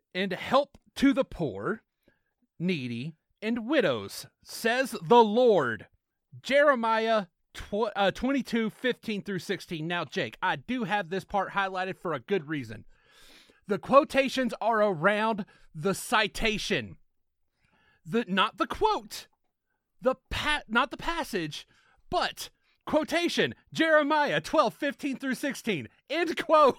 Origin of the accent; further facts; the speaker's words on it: the South, United States; accent: Southern; my shitty Southern accent